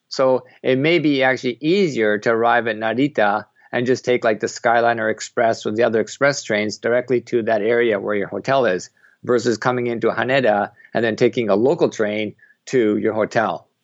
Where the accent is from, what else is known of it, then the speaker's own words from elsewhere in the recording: Canada; also born or lived in Japan / Bangkok, Thailand; now in Tokyo, Japan; I'm originally from Canada